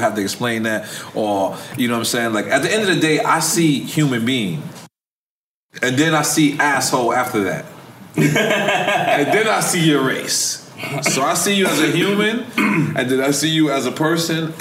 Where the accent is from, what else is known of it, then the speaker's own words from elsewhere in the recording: New York City, New York, United States; I'm from Queens